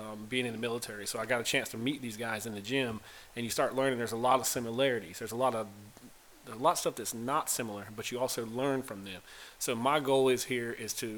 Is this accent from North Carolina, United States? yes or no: yes; Pembroke, North Carolina, United States; I'm from a small town, North Carolina, Pembroke, North Carolina.